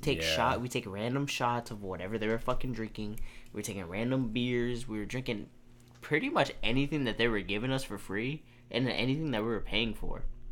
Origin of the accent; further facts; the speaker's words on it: Houston, Texas, United States; We're from Houston